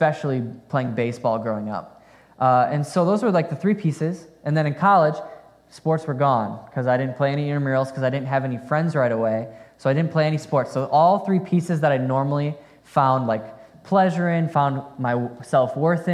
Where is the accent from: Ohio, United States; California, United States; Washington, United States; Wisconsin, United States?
Wisconsin, United States; Fond du Lac; I grew up in Fond du Lac, Wisconsin